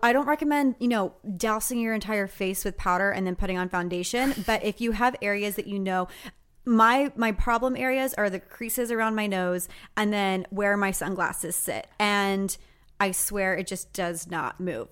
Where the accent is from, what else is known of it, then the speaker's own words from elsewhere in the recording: Texas, United States; moved away; Growing up in Texas